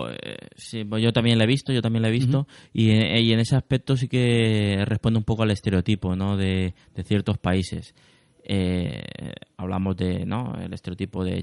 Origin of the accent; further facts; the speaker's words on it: Alicante, Valencian Community, Spain; soy de Alicante.